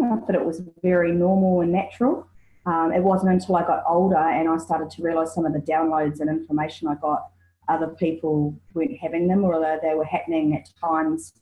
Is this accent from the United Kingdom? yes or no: no; New Zealand; now in Australia; I'm a New Zealander, loving and living in Australia